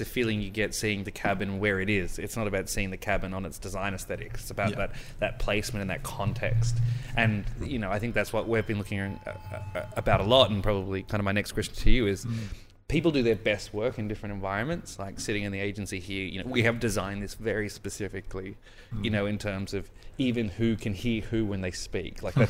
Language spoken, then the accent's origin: English; Sydney, New South Wales, Australia; growing up in Sydney